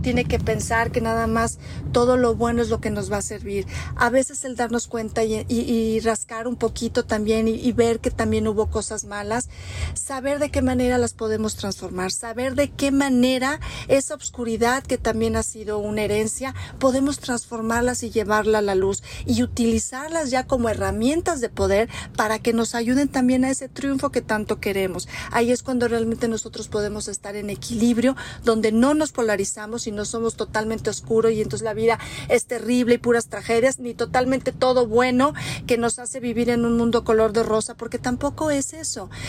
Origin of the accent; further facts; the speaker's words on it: Mexico; also born or lived in Cuernavaca, Morelos; lo que somos, unos grandes mexicanos